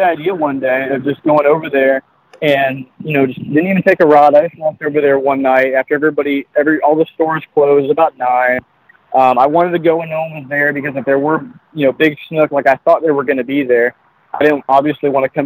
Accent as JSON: {"language": "English", "town": "Redington Beach", "region": "Florida", "country": "United States", "tie": "born or raised there", "also_born_or_lived": "Hawaii", "moved": "as an adult", "said": "I grew up in a place called Reddington Beach, which is in the St. Petersburg area, but on the beach side"}